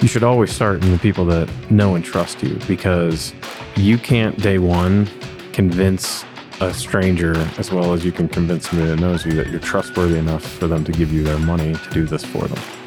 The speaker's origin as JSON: {"language": "English", "town": "Cincinnati", "region": "Ohio", "country": "United States", "tie": "born or raised there", "moved": "yes", "lives_now": "Denver, United States", "said": "I grew up in Cincinnati, Ohio"}